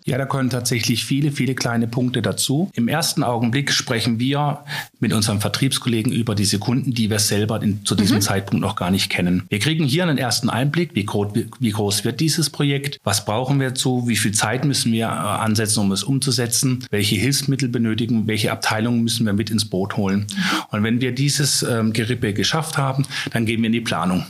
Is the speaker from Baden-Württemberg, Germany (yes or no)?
yes; Freiburg, Baden-Württemberg, Germany; now in Lauda-Königshofen, Germany; ich komme ursprünglich aus Freiburg, wohne aktuell in Lauderkönigshofen im lieblichen mhm. Taubertal.